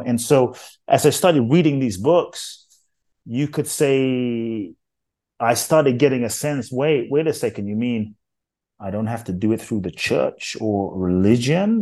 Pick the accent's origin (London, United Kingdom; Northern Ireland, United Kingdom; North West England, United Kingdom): London, United Kingdom; born or raised there; also born or lived in Ghana